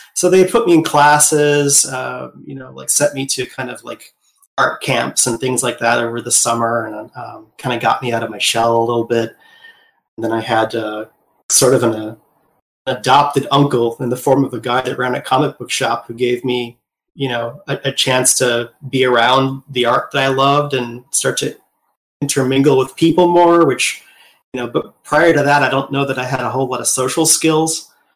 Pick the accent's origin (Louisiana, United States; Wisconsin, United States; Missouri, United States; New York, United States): Wisconsin, United States; I was born in 1978 in Midwest U.S., uh, Wisconsin